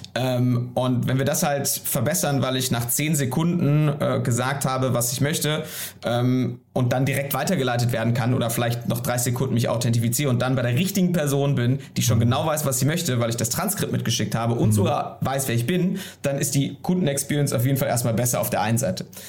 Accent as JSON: {"language": "German", "region": "Hamburg", "country": "Germany", "also_born_or_lived": "Berlin", "said": "ich bin Hamburger und wohne auch am Wochenende mal in Hamburg"}